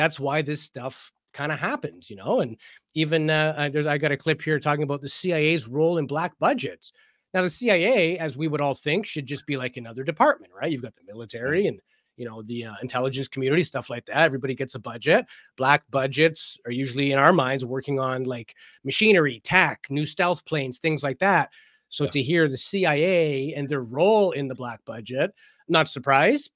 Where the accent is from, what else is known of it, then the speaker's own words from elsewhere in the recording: Canada; I'm Canadian